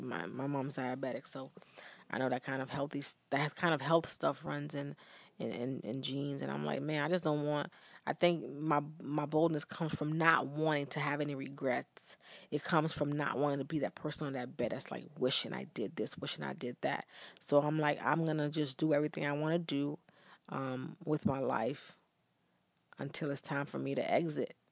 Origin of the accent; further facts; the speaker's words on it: Bahamas; now in United States; we were growing up in Bahamas